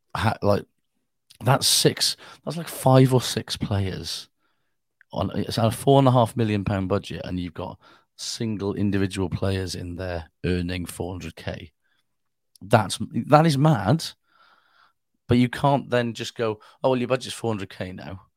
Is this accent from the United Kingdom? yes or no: yes; Wales, United Kingdom